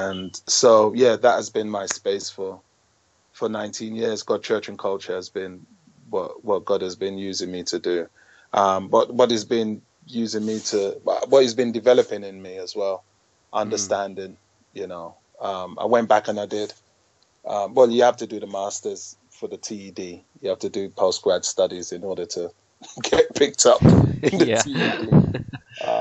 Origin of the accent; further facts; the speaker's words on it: London, United Kingdom; I'm a Londoner, born and bred